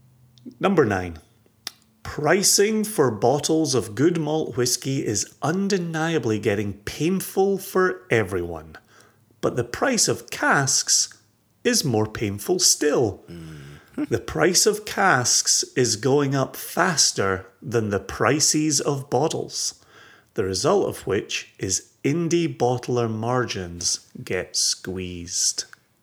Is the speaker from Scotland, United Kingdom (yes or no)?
yes; Scotland, United Kingdom; As a Scottish person who is emotionally invested in Scottish single malt whiskies